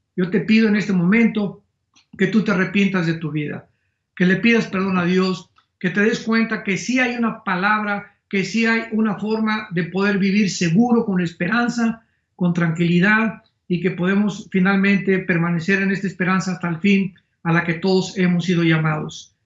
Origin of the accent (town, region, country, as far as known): Mexico